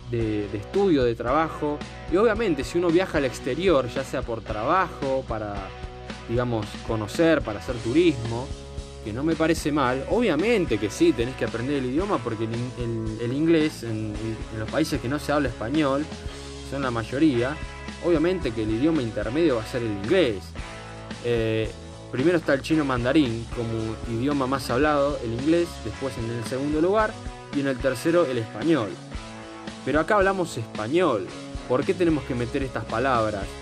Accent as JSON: {"language": "Spanish", "country": "Argentina", "said": "es una falta de respeto hacia la identidad nacional, hacia lo que nos identifica como argentinos"}